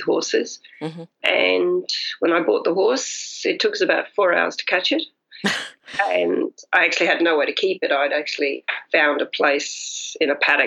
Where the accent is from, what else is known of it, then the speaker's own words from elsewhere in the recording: England, United Kingdom; moved away; I'm actually English, so I learned to ride in England.